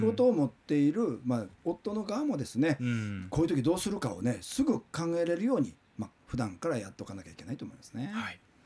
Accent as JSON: {"language": "Japanese", "town": "Kobe", "region": "Hyogo", "country": "Japan", "tie": "born or raised there", "moved": "yes", "said": "僕は神戸生まれ育ちで神戸に住んで大阪の新聞社に勤務をしてたんですけども"}